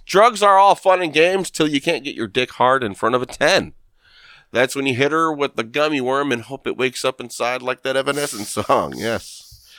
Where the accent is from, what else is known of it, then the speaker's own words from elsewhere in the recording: Lorain, Ohio, United States; I'm from Lorraine